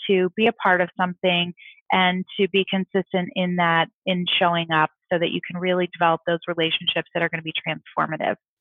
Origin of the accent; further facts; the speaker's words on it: St. Louis, Missouri, United States; I'm from St. Louis